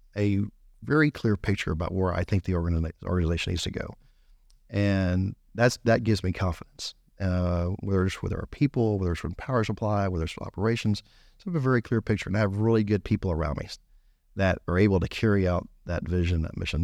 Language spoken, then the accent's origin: English; Gonzales, Texas, United States; also born or lived in Belmont, Texas; I grew up here in Gonzales my en-, you know, or in Gonzales my entire life